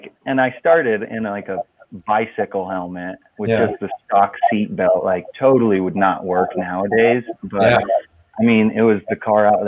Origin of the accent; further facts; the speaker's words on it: Cortez, Colorado, United States; also born or lived in Moab, Utah; my hometown, Cortez